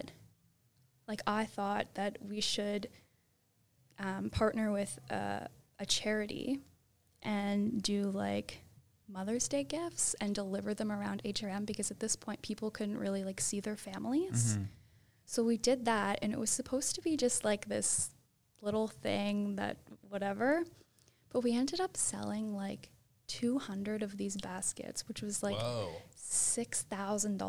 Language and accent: English; Halifax, Nova Scotia, Canada; I'm born and raised in Halifax, Nova Scotia